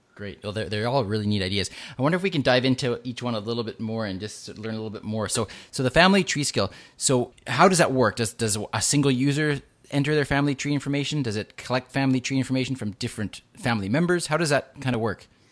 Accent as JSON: {"language": "English", "town": "Vancouver", "region": "British Columbia", "country": "Canada", "tie": "born or raised there", "said": "right here in my hometown of Vancouver"}